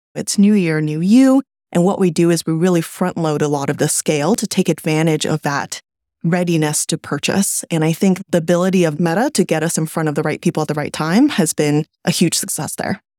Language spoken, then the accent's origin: English; California, United States; also born or lived in China; I was born in China, but I grew up in California